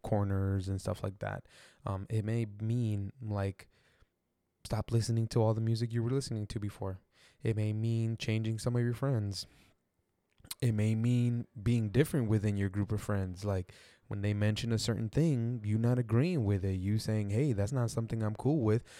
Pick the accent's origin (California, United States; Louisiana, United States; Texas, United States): Texas, United States; I'm from, like, Texas, and I grew up in the Mexican culture